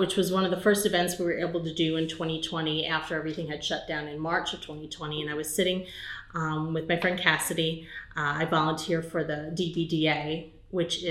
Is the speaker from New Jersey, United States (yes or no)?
no; New York, United States; also born or lived in Charlotte, North Carolina; now in Belmont, United States; I'm from New York originally